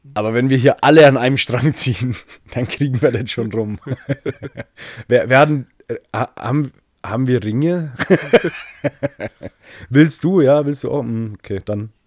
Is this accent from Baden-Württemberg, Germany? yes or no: no; Bavaria, Germany; ich als Bayer